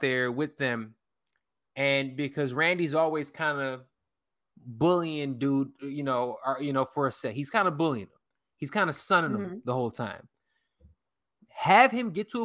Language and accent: English; Chicago, Illinois, United States; west side of Chicago. I'm actually from the city. When I claim this, Humble Park